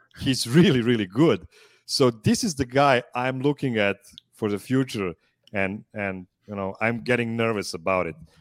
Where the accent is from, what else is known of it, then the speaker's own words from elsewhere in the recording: Pančevo, Vojvodina, Serbia; I'm calling from Pančevo, Serbia.